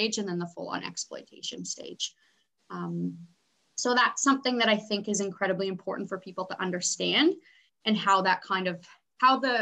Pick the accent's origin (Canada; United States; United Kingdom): Canada; I was born and raised in Canada